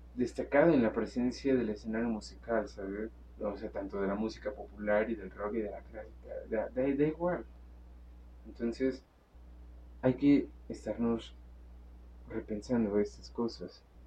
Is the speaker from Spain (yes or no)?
no; Mexico